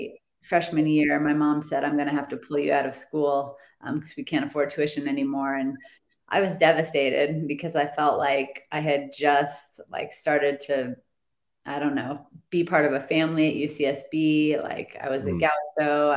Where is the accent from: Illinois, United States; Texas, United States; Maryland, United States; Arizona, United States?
Arizona, United States; Phoenix; moved away as an adult; also born or lived in Santa Barbara; So I was moving from Phoenix to Santa Barbara